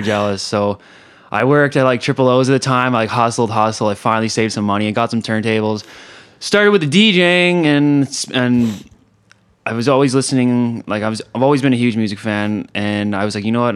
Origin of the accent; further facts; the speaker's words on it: Kelowna, British Columbia, Canada; also born or lived in Calgary / Alberta; I grew up in Kelowna